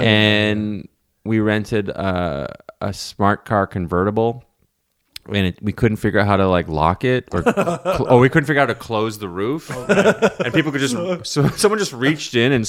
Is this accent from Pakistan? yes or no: no; Canada; moved away as an adult; now in New York, United States; this is a Canadian thing that we have to get over, and I have the same issue in New York.